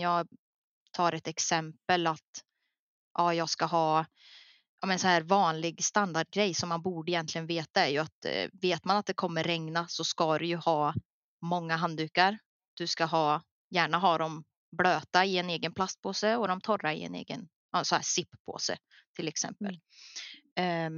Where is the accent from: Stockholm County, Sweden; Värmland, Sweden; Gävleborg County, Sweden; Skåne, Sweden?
Värmland, Sweden; jag här hemma i Värmland